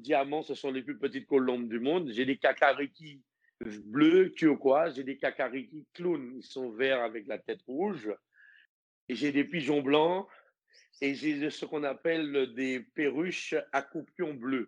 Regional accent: Martinique; moved away; also born or lived in French Guiana / Guadeloupe; je suis martiniquais

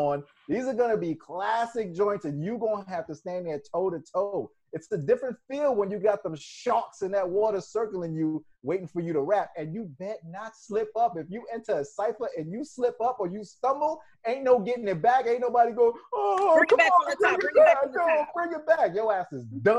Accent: New York, United States; I'm from New York

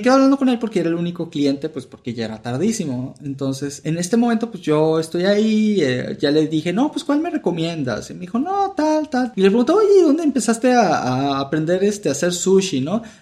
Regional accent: Venezuela; also born or lived in Mexico; now in United States; yo, su servidor, soy un venezolano que vivió la mitad de su vida en México y que ahora se encuentra en Estados Unidos.

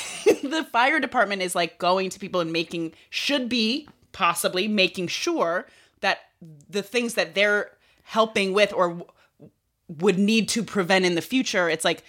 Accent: New York, United States; I was born in New York

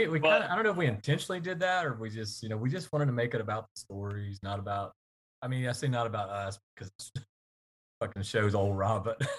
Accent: the South, United States; Growing up in the South, especially down there, and it was just a part of our life, you know.

